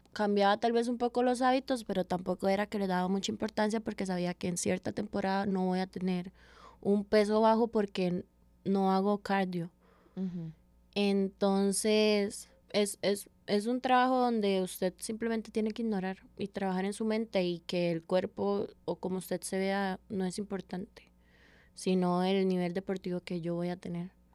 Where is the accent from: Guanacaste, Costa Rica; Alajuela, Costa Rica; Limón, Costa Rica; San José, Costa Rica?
San José, Costa Rica; also born or lived in Caguas, Puerto Rico; Soy de la Carbonera, nací en la Carbonera de Paso Ancho, que es como el parte más caliente de barrios del sur.